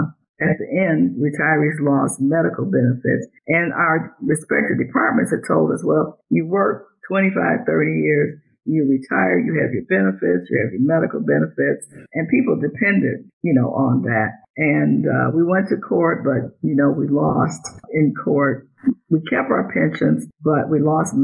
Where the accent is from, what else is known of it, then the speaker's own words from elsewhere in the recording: Detroit, Michigan, United States; I am from Detroit, the Motor City, Motown